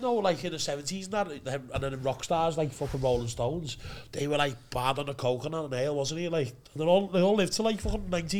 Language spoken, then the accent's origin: English; Liverpool, North West England, United Kingdom; And I'm from Liverpool, lad.